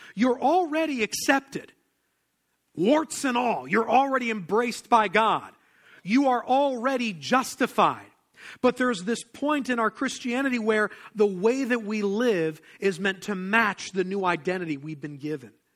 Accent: Pennsylvania, United States; I didn't grow up in the South. I grew up in Pennsylvania

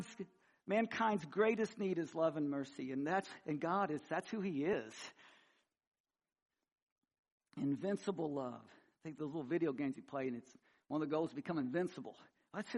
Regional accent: Missouri, United States; I grew up in Missouri and hillbilly redneck

